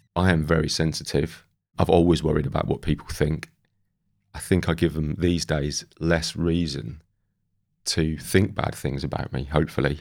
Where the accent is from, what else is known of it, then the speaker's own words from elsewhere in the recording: Great Yarmouth, East of England, United Kingdom; I grew up in Great Yarmouth by the sea